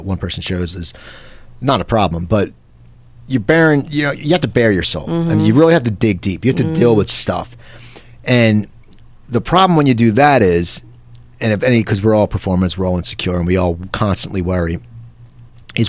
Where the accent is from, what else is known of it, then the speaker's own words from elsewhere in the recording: New Jersey, United States; now in Los Angeles, United States; growing up in New Jersey